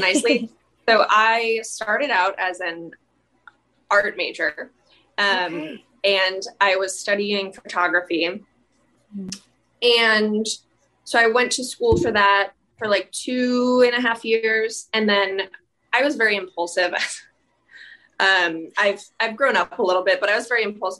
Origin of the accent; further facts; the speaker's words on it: St. Louis, Missouri, United States; now in New York City, United States; I'm originally from St. Louis, Missouri. Um, I'm currently in New York City studying at NYU Law